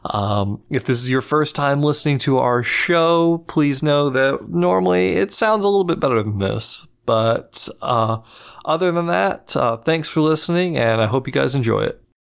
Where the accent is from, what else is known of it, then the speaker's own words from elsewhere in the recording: Memphis, Tennessee, United States; I know I'm I'm from Memphis